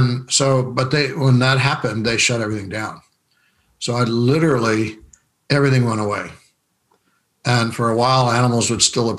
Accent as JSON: {"language": "English", "town": "Rapid City", "region": "South Dakota", "country": "United States", "tie": "born or raised there", "said": "I was raised in Rapid City, South Dakota"}